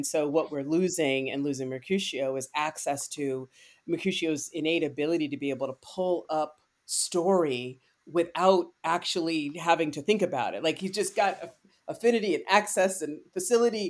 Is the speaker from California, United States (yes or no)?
yes; Bay Area, California, United States; I grew up in the Bay Area